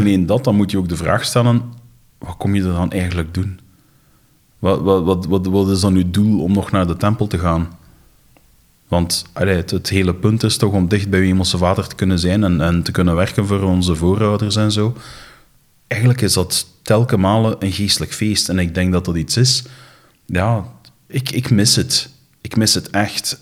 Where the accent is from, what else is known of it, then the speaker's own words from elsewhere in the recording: Flanders, Belgium; ze verwijzen naar ons als Belgen, maar eigenlijk bedoelen ze dan de Vlamingen